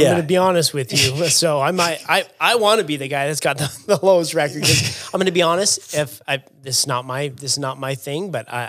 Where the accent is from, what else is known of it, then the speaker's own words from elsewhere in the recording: England, United Kingdom; at the end of the day, I could qualify as a Lord. I'm that English.